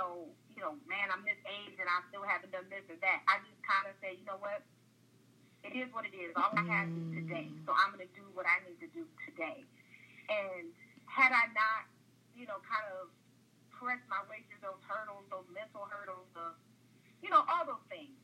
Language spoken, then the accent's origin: English; Detroit, Michigan, United States; moved away as an adult; now in New York, United States; growing up in Detroit, I'm from where they're from